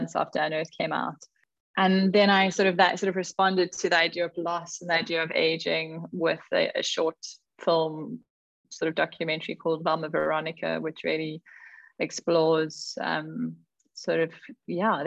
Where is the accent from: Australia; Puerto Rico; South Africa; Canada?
South Africa; Karoo; moved away; I was born in the Karoo and I grew up there